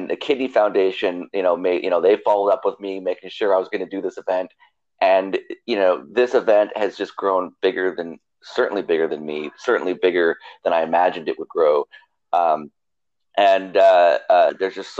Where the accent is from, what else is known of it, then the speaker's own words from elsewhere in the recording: Canada; moved away as an adult; also born or lived in Allegheny County, Pennsylvania; now in Pittsburgh area, United States; I'm from Canada originally